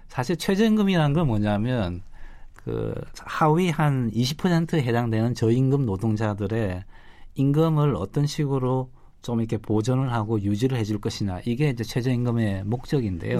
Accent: South Korea; 저는 한국 사람이지만

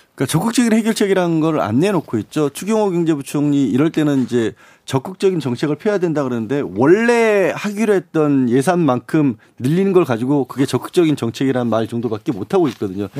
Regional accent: Suncheon, South Jeolla, South Korea; 제가 개인적으로 또 고향이 순천이다 보니까

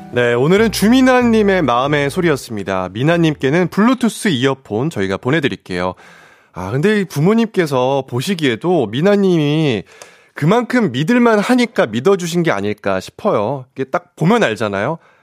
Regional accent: Seoul Capital Area, South Korea; 사투리에 상당히 취약한 수도권 출신, 수출, 청년 회장

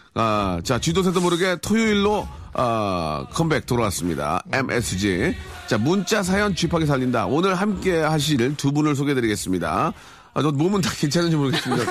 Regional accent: Seoul, South Korea; 저 서울 출신입니다.

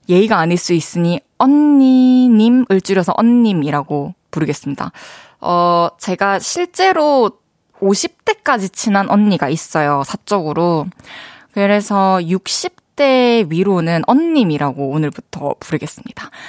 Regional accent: Goseong, South Gyeongsang, South Korea; 경남 고성에서

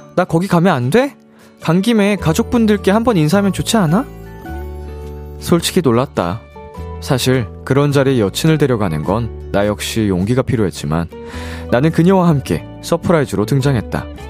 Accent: South Korea; also born or lived in Japan; 제가 한국인으로서

